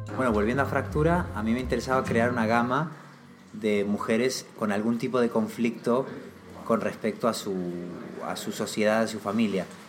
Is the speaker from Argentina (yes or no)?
yes; Argentina